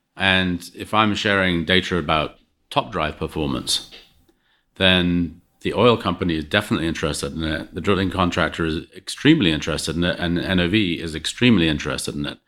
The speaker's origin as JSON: {"language": "English", "region": "England", "country": "United Kingdom", "tie": "born or raised there", "moved": "yes", "said": "growing up in England"}